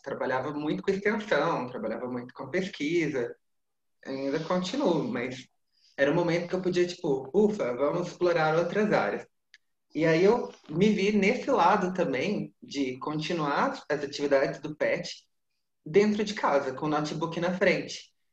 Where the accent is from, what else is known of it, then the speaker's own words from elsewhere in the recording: Minas Gerais, Brazil; Eu sou mineiro